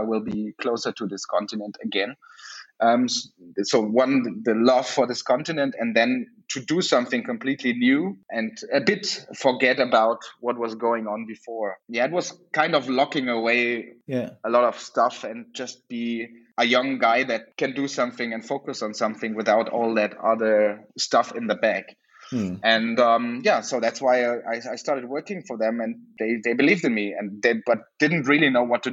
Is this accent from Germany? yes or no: yes; Germany; also born or lived in South Africa; I come from Germany